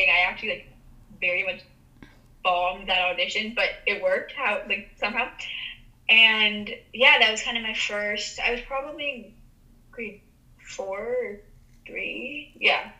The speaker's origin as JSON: {"language": "English", "town": "Toronto", "region": "Ontario", "country": "Canada", "tie": "born or raised there", "said": "Yeah, I think just growing up in a big city altogether, I it's like a very big deal."}